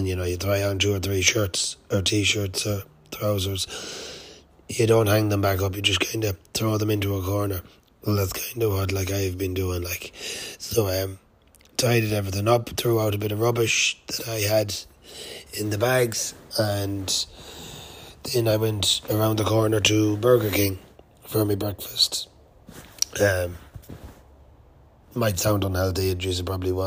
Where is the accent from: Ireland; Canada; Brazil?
Ireland; I'm Irish. I'm from Ireland